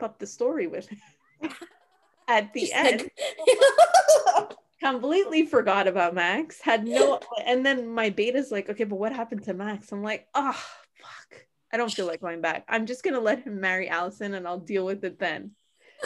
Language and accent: English; Canada; I'm Canadian